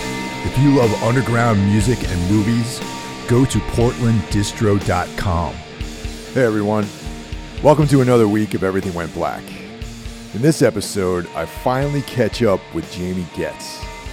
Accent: New York, United States; moved away as an adult; also born or lived in Boston; I grew up in New York State and going into the city and maybe Philly here and there, Long Island. So I was very much like an East Coast person.

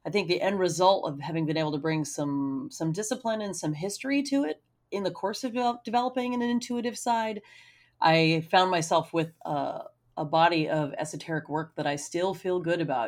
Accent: United States; my experience as a person growing up in America

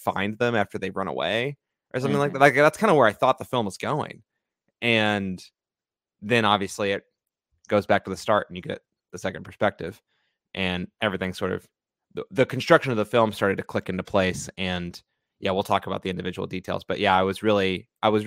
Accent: United States; we as American viewers

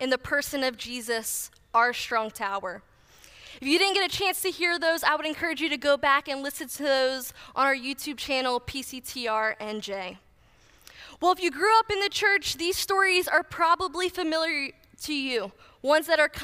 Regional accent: New Jersey, United States; moved away as an adult; also born or lived in Kentucky; I grew up in New Jersey

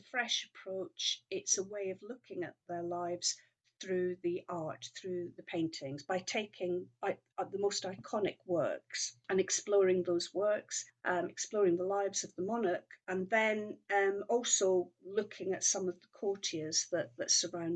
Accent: Scotland, United Kingdom; moved away; I grew up in Scotland

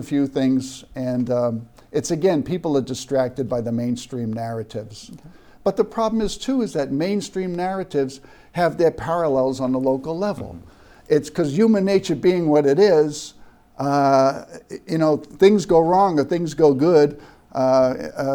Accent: Cambridge, Massachusetts, United States; I was born in Cambridge.

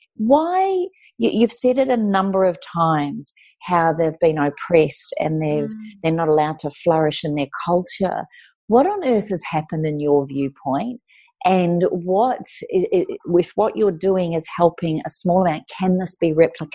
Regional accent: New Zealand; now in Australia; As a New Zealander, I come from the land where the Maoris were seen and are seen as warriors

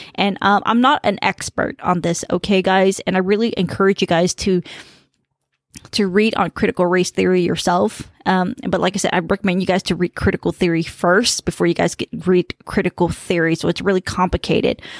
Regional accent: United States; first language Khmer; English is a second language; I grew up in a very diverse environment and, um, uh, you know, Khmer was my first language

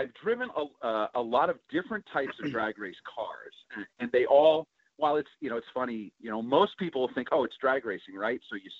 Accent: New Providence, New Jersey, United States; also born or lived in Warren, New Jersey / Flemington, New Jersey; I'm from New Jersey. Grew up in New Providence, and then we moved to Warren, which is in Somerset County, New Jersey. I live in Flemington, New Jersey now.

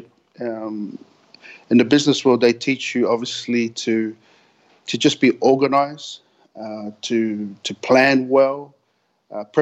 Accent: Sydney, New South Wales, Australia; I grew up in Sydney, in Australia, down in the Western Sydney

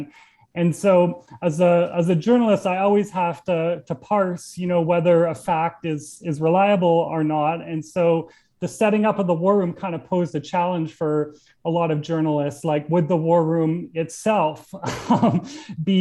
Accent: Alberta, Canada; now in New York, United States; I'm from Alberta

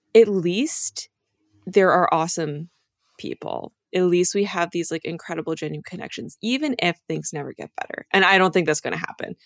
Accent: New Hampshire, United States; also born or lived in Dover, New Hampshire; I grew up in New Hampshire

